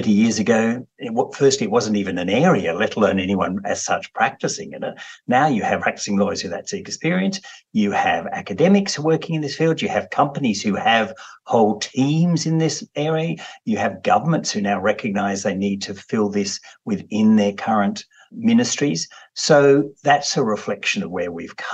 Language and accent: English; Australia; as an Australian